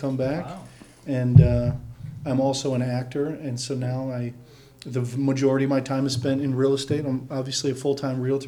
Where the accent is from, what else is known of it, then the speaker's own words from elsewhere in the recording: St. Paul, Minnesota, United States; moved away as an adult; also born or lived in Los Angeles; I'm from St. Paul. I'm actually fifth generation St. Paul on my mother's side.